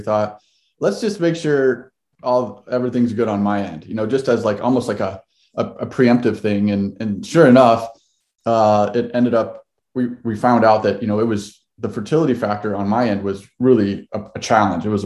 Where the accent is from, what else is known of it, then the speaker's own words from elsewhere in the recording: Ohio, United States; now in Seattle, United States; We've been here uh, since 2012. My wife and I moved out here from Ohio, so uh, we're we're from the East Coast.